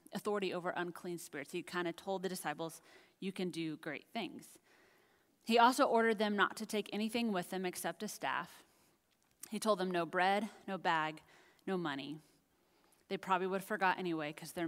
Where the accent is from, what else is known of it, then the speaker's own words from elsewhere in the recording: United States; also born or lived in Dallas, Texas; being an American, and especially here in Dallas